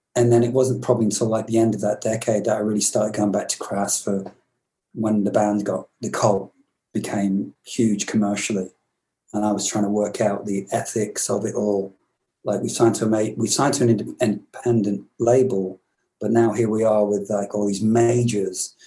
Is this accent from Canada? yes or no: no; England, United Kingdom; moved away; also born or lived in Glasgow, Scotland; I'm English